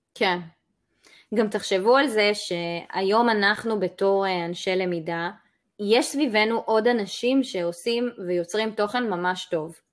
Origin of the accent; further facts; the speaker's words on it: Israel; וגם כישראלים